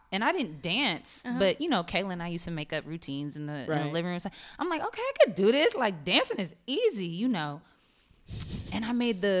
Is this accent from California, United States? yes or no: yes; Sacramento, California, United States; now in Dallas, United States; I am from Sacramento, California, born and raised.